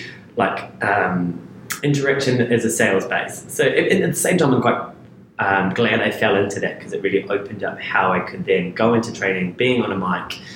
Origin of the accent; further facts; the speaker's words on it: New Zealand; moved away as an adult; also born or lived in New York; I'm from New Zealand